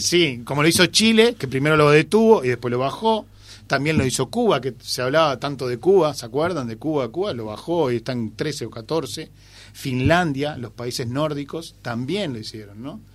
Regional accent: Uruguay; nosotros como uruguayos

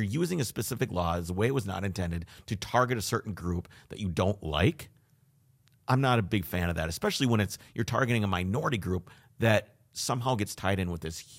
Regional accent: Minnesota, United States; I'm from Minnesota.

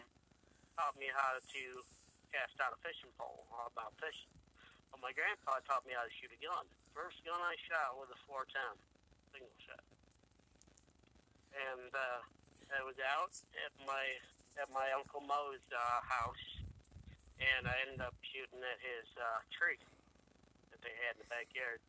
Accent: Toledo, Ohio, United States; also born or lived in Bowling Green, Ohio; I come from Bowling Green up to Toledo at Elmhurst Elementary

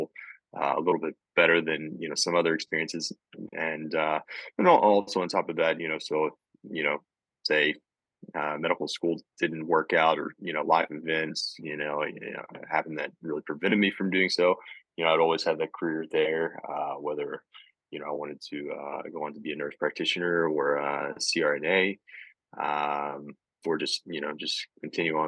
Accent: Southeast Missouri, United States; moved away as an adult; also born or lived in Jonesboro, Arkansas; now in Kirksville, United States; I am originally from Southeast Missouri, along the Boot Hill, a small town called Zenith, Missouri

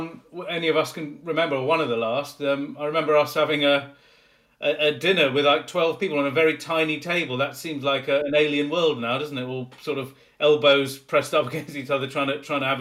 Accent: England, United Kingdom; being an Englishman

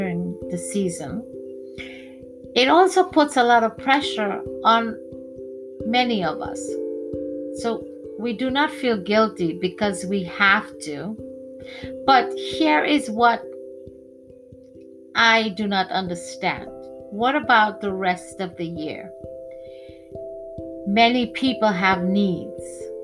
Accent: Trinidad & Tobago; Growing up in Trinidad, my religion is Hindu

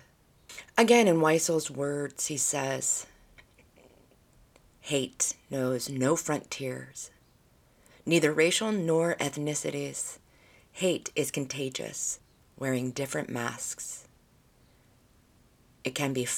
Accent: United States; they make prominent our history as American people, as a society

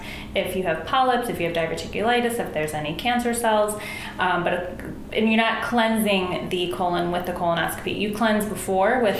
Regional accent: Buffalo, New York, United States; now in Chicago, United States; I'm from Buffalo, New York

